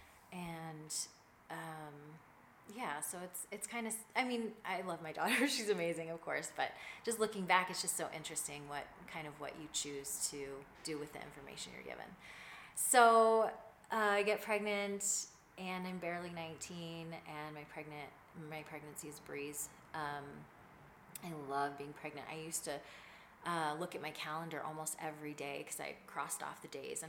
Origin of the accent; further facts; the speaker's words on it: East Coast, United States; I was born in the East Coast